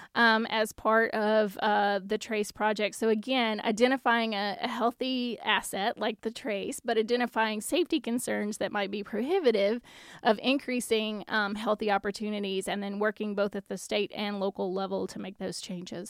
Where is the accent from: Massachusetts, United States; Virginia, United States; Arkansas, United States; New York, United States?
Arkansas, United States; Lake Village; moved away; I worked intensively, uh, with Lake Village, and yes, it happens to be my hometown